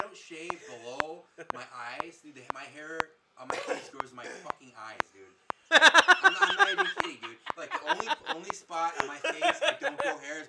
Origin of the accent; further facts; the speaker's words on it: northwest suburbs of Chicago, Illinois, United States; I remember living in the suburbs here in northwest suburbs of Chicago.